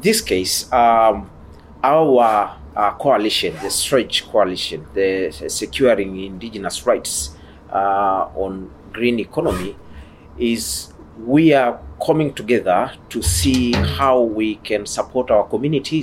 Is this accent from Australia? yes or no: no; Tanzania; I come from Tanzania